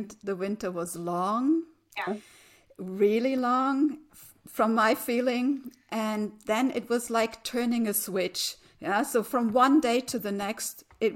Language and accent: English; Germany; I'm from Germany